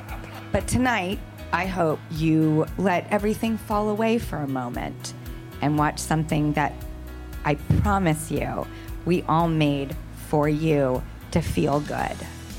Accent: California, United States; now in New York, United States; I'm from California. I now live in New York, and it's a really fun chapter, I'm not gonna lie, but these are my roots.

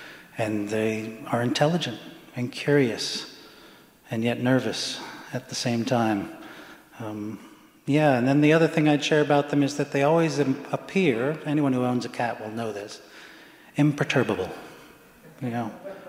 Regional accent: England, United Kingdom; born there; I was born in England, and you know, a successful, what I call a successful collaboration, American English collaboration.

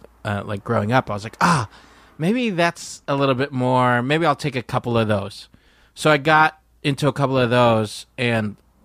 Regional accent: Philippines; Because I'm Filipino.

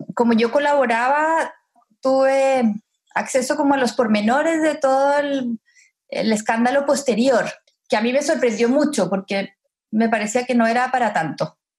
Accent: Colombia; moved away as an adult; now in Chile; nací en Chile, pero pasé los primeros 20 años de mi vida en Colombia.

